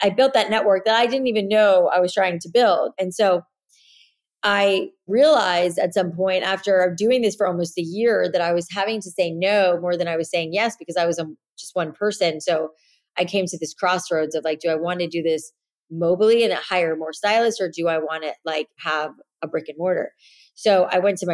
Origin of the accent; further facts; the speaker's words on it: South Florida, United States; moved away as an adult; also born or lived in New York City; I grew up in South Florida